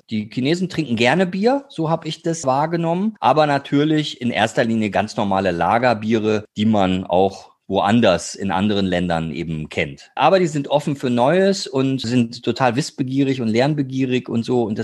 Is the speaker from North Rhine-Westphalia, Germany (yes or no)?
yes; North Rhine-Westphalia, Germany; Bei uns zu Hause im Ruhrgebiet Risikogebiet sagt man ja China und nicht